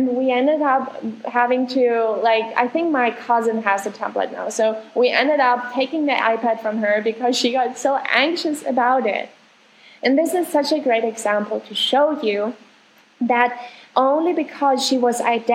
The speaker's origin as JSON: {"language": "English", "country": "Germany", "moved": "yes", "lives_now": "Argentina", "said": "I'm from Germany, live in Argentina right now"}